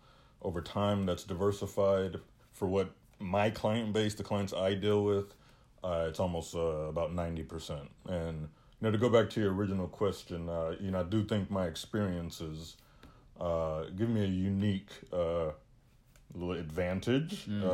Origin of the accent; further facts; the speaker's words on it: United States; I hate to say it because I am American